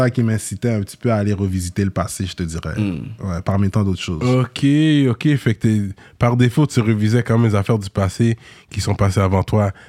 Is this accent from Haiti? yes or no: yes; Limbé, Nord, Haiti; nous, on vient de le nord d'Haïti, on vient d'une ville qui s'appelle Limbé.